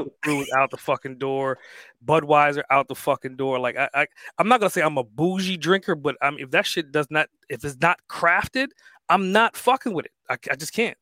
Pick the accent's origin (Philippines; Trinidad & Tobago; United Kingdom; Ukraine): Trinidad & Tobago; now in United States; I'm, like, more so, like, a Caribbean person, right? I was born in the islands